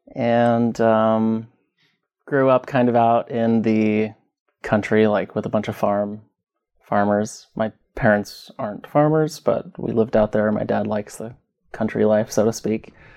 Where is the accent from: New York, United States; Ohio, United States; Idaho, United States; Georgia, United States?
Idaho, United States; Southeast; also born or lived in Twin Falls, Idaho / Pocatello, Idaho; Born and raised in Idaho. Born in Twin Falls. Grew up in Southeast Idaho.